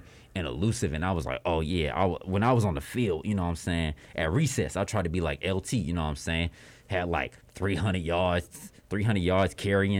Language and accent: English; Atlanta, Georgia, United States; even though my family's from L.A., but I was born in Atlanta, so this is my city